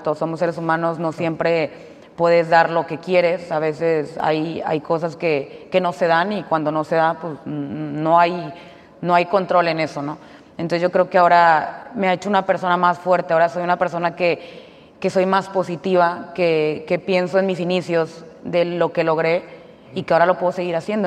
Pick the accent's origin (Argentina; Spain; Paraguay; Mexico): Mexico; yo siendo como mexicana